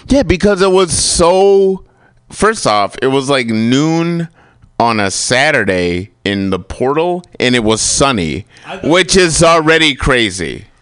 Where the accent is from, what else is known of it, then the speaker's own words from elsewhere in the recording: United States; I'm an American. I was born here